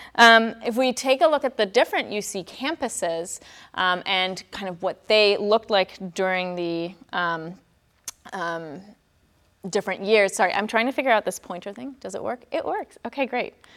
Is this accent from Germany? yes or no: yes; Germany; moved away; I'm from Germany, born and raised